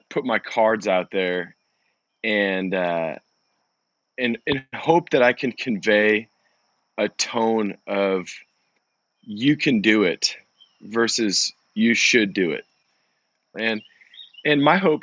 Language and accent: English; Central Oregon, United States; I grew up in Central Oregon